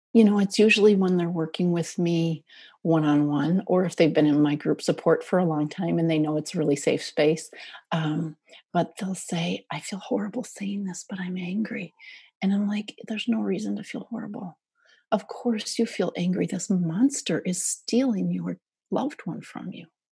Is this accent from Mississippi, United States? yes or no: no; Minnesota, United States; I grew up in Minnesota